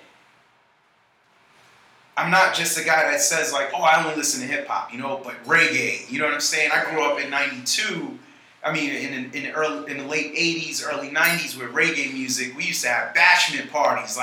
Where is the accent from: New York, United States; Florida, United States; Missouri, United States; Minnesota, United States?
New York, United States; New York City; moved away; also born or lived in Atlanta, Georgia; I'm from Staten Island, New York, Shaolin. I'm from the areas of Port Richmond and Manus Harbor